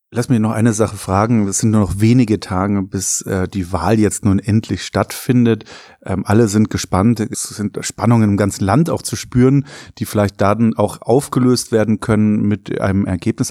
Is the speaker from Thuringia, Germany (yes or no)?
no; Bavaria, Germany; Ich als Bayer